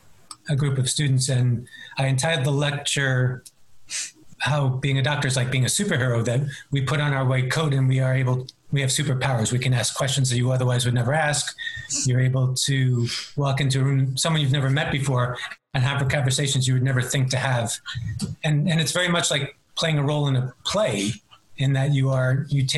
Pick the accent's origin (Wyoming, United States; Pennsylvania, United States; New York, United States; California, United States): New York, United States; New York City; I was born and raised in Queens, New York